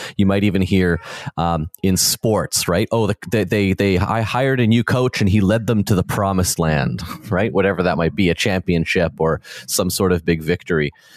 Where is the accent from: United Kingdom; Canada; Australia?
Canada; the way that I grew up in in Canada in the 21st century